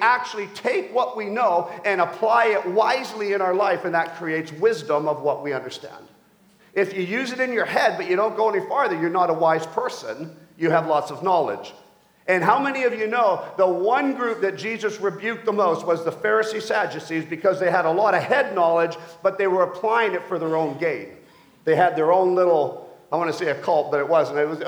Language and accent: English; Mission, British Columbia, Canada; I grew up in Mission, BC, as we moved back to Canada